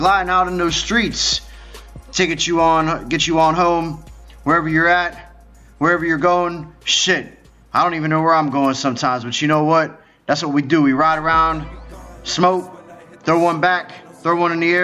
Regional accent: Pittsburgh, Pennsylvania, United States; I'm from Pittsburgh

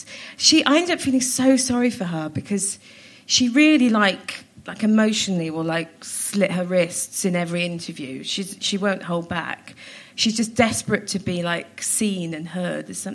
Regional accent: Cardiff, Wales, United Kingdom; also born or lived in Pontypridd; I was born in Pontypridd Hospital, but I grew up in Cardiff

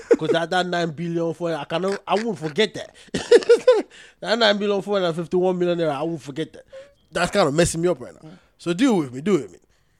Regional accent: Nigeria; Plus, I'm not in the country. I'm Nigerian.

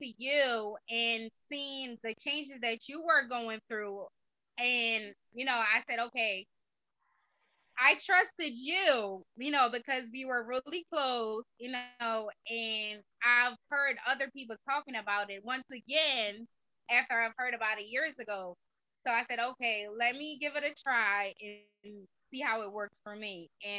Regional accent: Jamaica; now in United States; Well, I'm originally from Jamaica. I've been in the States for 21 years.

